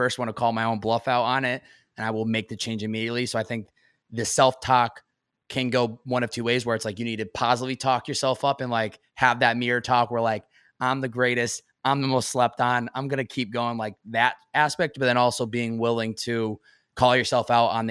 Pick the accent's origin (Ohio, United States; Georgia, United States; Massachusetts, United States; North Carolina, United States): Massachusetts, United States; now in California, United States; growing up in Massachusetts